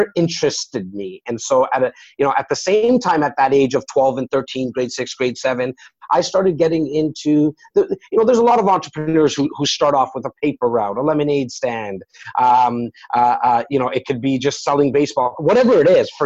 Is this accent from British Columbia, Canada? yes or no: no; Toronto, Ontario, Canada; born and raised in Rexdale, a little area in Etobicoke